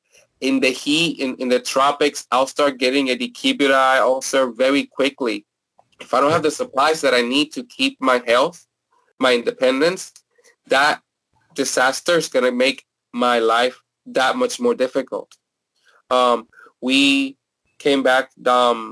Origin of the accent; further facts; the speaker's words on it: Puerto Rico; moved away as an adult; now in Philadelphia, United States; And I am originally from Puerto Rico. I moved to Philadelphia in 2004 when I was 21